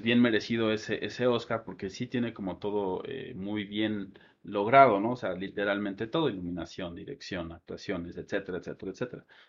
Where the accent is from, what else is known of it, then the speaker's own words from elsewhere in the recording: Mexico; Y nosotros somos mexicanos